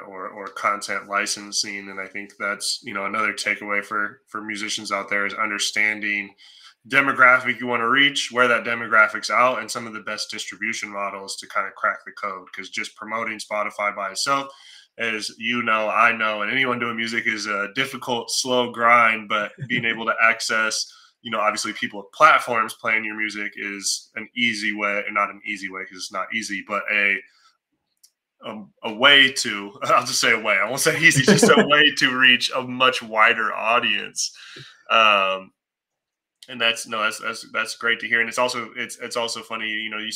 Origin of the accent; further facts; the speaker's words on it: Seattle, Washington, United States; also born or lived in Oakland, California; I'm from Seattle